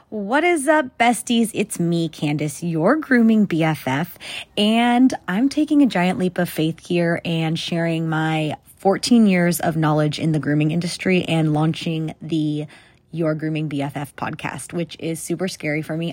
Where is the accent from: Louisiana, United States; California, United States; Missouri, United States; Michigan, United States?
California, United States; moved away as an adult; also born or lived in South Central Texas; now in Texas, United States; I currently live in Texas, but I was born and raised in California